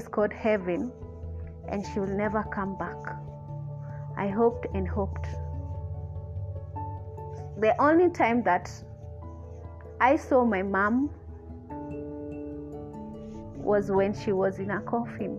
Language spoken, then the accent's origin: English; Gatanga, Murang'a County, Kenya; I was born in Murang'a County, raised in Gatanga.